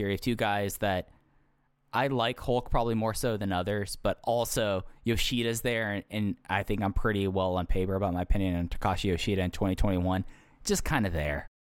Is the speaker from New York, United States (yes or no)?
no; Texas, United States; growing up in Texas